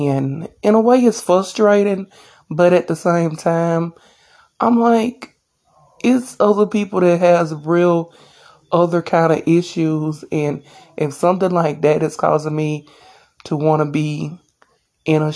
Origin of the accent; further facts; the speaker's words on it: Alabama, United States; also born or lived in Dothan, Alabama; I'm from Alabama.